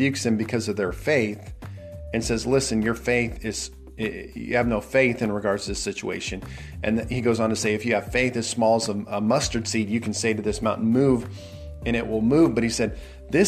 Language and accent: English; Nebraska, United States; I'm from Nebraska